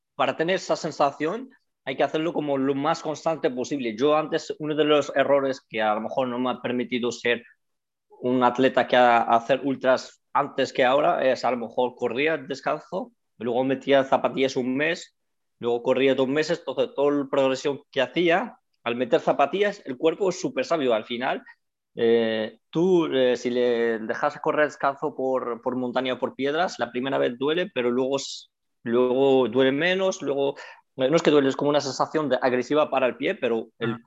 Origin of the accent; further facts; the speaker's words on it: San Lorenzo de El Escorial, Community of Madrid, Spain; moved away as an adult; also born or lived in United States; now in Canada; vengo desde un pueblo de Madrid, de San Lorenzo del Escorial, ahí donde he crecido.